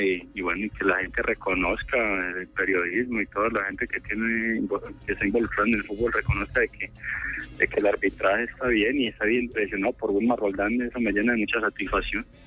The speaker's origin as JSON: {"language": "Spanish", "town": "Remedios", "region": "Antioquia", "country": "Colombia", "tie": "born or raised there", "said": "mi pueblo en Remedios"}